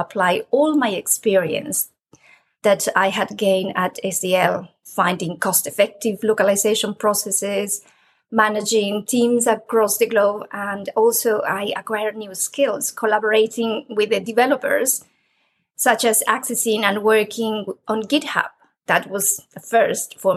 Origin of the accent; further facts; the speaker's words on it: Peru; moved away as an adult; now in United Kingdom; I am originally from Peru, and I have a degree in architecture. I came to the UK many years ago to do a PhD